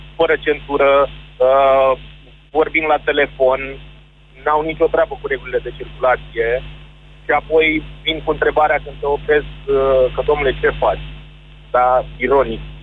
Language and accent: Romanian; Târgoviște, Dâmbovița County, Romania; eu sunt din Târgoviște, uh, dar circul în București foarte mult